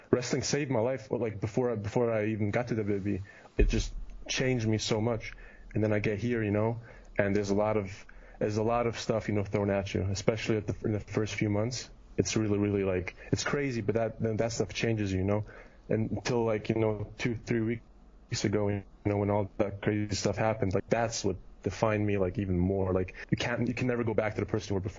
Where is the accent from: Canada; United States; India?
Canada; Kitchener, Ontario; born there; also born or lived in Germany; I was born in Canada. I was born in Kitchener, which is an hour, hour from Toronto, and so I'm basically Canadian, but lived in Germany for 15 years.